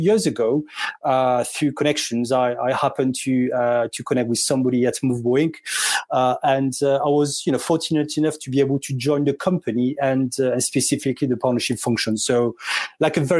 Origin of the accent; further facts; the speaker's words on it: south of France, France; moved away as an adult; also born or lived in London; now in Surrey, United Kingdom; Born and bred in France